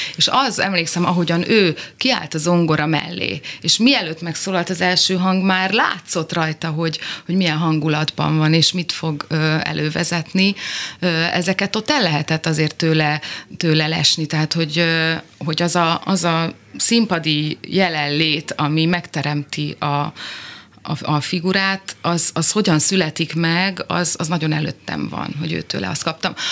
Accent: Zalaegerszeg, Zala, Hungary; Igen, én ott nőttem föl

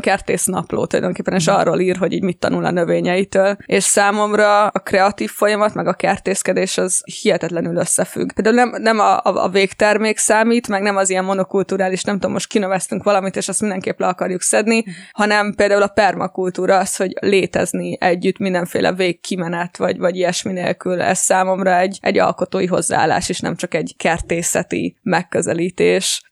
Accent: Gyöngyös, Heves, Hungary; moved away as an adult; also born or lived in United States; Én egyébként vidéken nőttem föl gyöngyösen

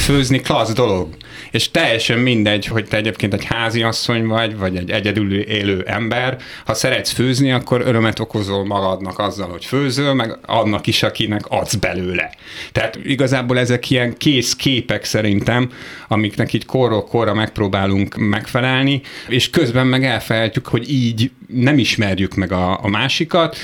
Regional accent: Hungary; én egy olyan 44 éves heteroszexuális magyar férfi vagyok

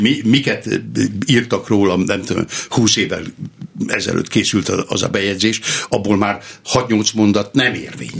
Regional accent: Somogytarnóca, Somogy, Hungary; moved away as an adult; also born or lived in Nikla; Somogyban, a szülőfalumban, Somogy-Tarnócán

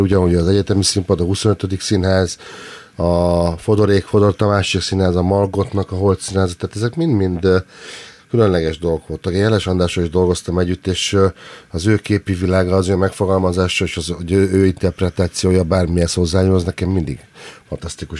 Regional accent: Nyírbátor, Szabolcs-Szatmár-Bereg, Hungary; now in Budapest, Hungary; Nagyon-nagyon sok mindent hoztam magam a nyírbátorból

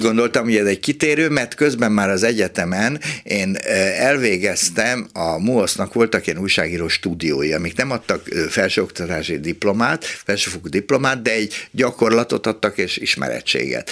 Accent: Budapest, Hungary; itt a hatodik kerületben, ahol fölnőttem

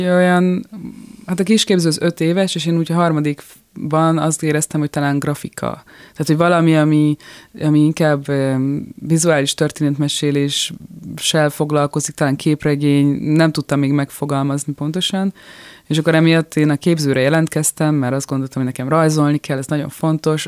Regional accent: Budapest, Hungary; born or raised there; moved away as an adult; now in France

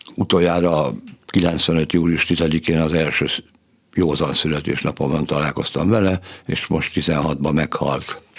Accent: Budapest, Hungary; Budapest külvárosában születtem egy munkás családban, nagyon szegények voltunk, kilencen laktunk egy szobakonyhában

